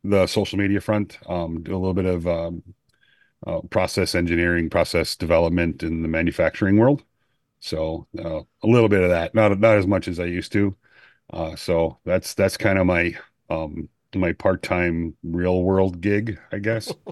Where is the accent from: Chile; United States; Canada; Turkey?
United States; Greenville, South Carolina; from Greenville, South Carolina